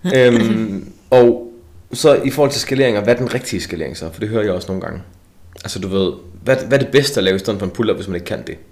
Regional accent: Esbjerg, Southern Denmark, Denmark; Jeg er jo fra Esbjerg

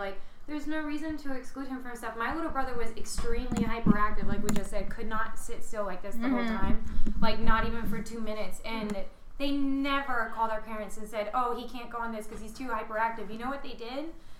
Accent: New Orleans, Louisiana, United States; I grew up in the South. Yeah. Like, I grew up in New Orleans

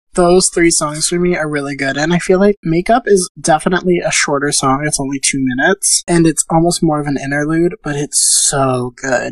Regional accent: Pennsylvania, United States; now in New York City, United States; I am not in New York City. I'm back in Pennsylvania in my hometown

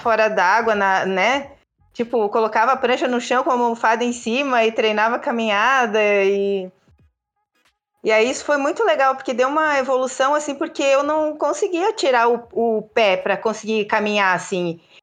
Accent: interior of Santa Catarina, Brazil; also born or lived in Joinville; now in Florianópolis, Brazil; eu sou do interior do estado de Santa Catarina

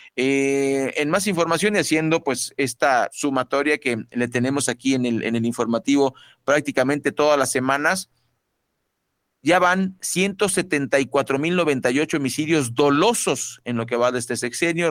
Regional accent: Mexico; somos mexicanos

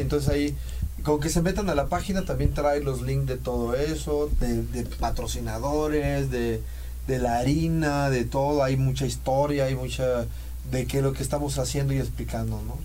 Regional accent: Mexico; Somos mexicanos

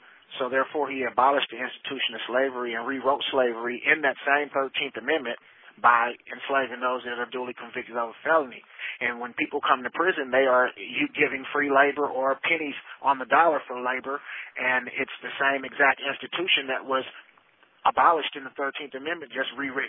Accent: Dallas, Texas, United States; moved away as an adult; now in Iowa, United States; I was born and raised in Dallas, Texas, and I came to Iowa in 2004

